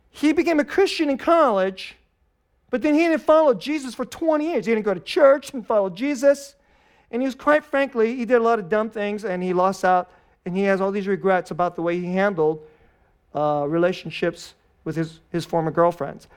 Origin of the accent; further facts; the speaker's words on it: United States; we're Americans.